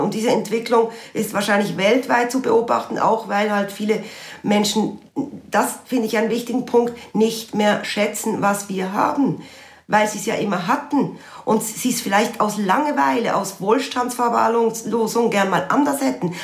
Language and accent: German; Basel, Basel-Stadt, Switzerland; bin selber Baslerin